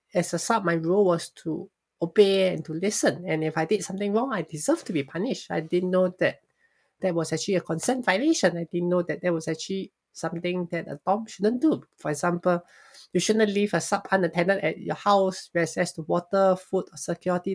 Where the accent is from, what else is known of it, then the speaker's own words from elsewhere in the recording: Singapore; I was born and raised in Singapore.